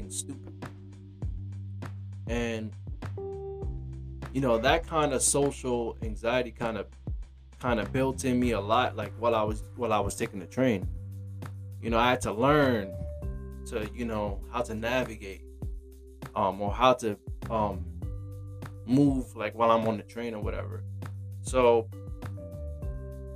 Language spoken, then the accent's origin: English; New York City, New York, United States; I'm from Brooklyn, New York